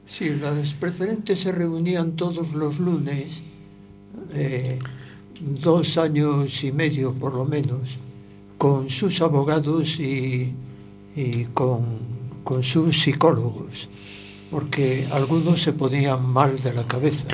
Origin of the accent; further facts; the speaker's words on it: Spain; aunque nací en Juan Flores, en la casa de la abuela nacíamos muchos niños. Eh, enseguida me fui a vivir a las primeras casas que estaban cerquita de Ciudad Jardín